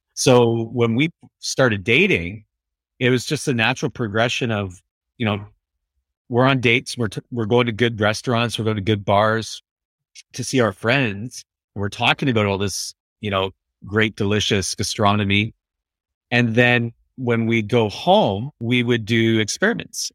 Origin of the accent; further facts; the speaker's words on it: Vancouver, British Columbia, Canada; we're from Vancouver